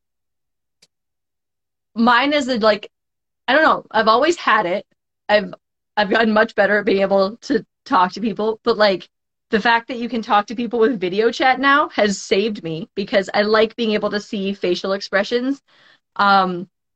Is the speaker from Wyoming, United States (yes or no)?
yes; Cheyenne, Wyoming, United States; moved away as an adult; also born or lived in Bozeman, Montana; I grew up in Cheyenne, and then I went to school in Bozeman, Montana